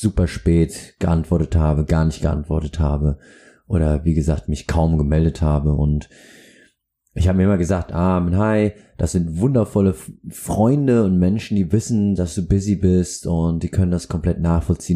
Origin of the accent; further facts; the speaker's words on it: Aschaffenburg, Bavaria, Germany; now in Hamburg, Germany; in meiner Heimat Aschaffenburg